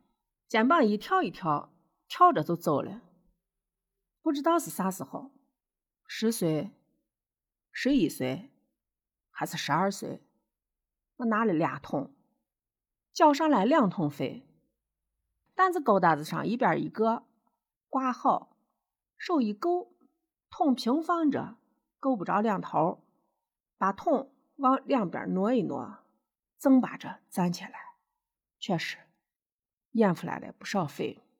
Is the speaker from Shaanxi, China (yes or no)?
yes; Shaanxi, China; accent: Shaanxi dialect; 我呢是陕西人，我用地地道道的陕西话。也就是秦腔，这是一千多年前唐朝的普通话。